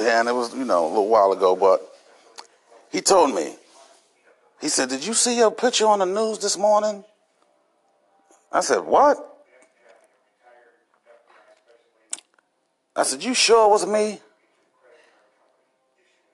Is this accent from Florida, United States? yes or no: no; Hartford, Connecticut, United States; I'm from Hartford, Connecticut